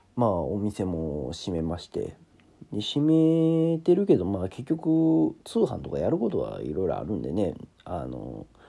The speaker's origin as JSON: {"language": "Japanese", "region": "Kansai", "country": "Japan", "said": "なんかもう関西人なんですけど"}